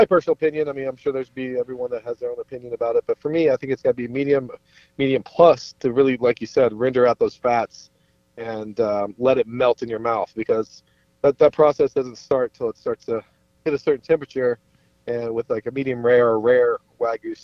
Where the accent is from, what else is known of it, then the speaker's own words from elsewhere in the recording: Kentucky, United States; also born or lived in New York; now in Minnesota, United States; I'm in Minnesota currently. I'm originally from Kentucky as well